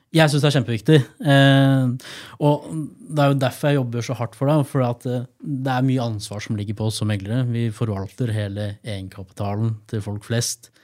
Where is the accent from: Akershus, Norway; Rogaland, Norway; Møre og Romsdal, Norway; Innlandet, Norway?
Innlandet, Norway; Gjøvik; moved away as an adult; also born or lived in Trondheim; tilbake til hjembyen min.